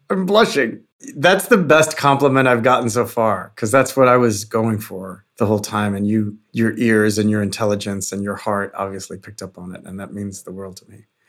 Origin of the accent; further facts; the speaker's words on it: New York, United States; growing up in New York